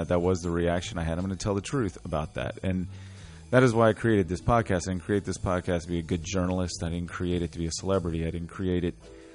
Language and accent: English; Richmond, Virginia, United States; my growing up in Church Hill experience